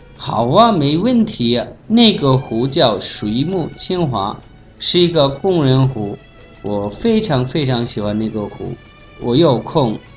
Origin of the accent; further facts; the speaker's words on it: Bangladesh; Chinese is a second language; now in Beijing, China; 我是来自孟加拉国的